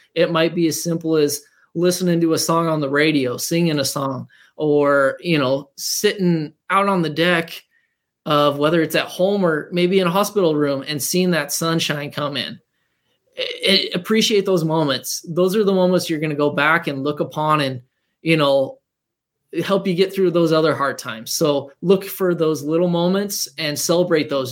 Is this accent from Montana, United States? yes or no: yes; Montana, United States; moved away as an adult; also born or lived in North Dakota; We uh, were high school sweethearts growing up in Montana